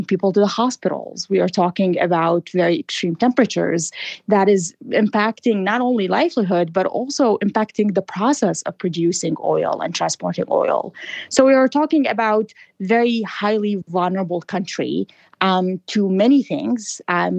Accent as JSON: {"language": "English", "country": "Iraq", "said": "I am originally from Iraq"}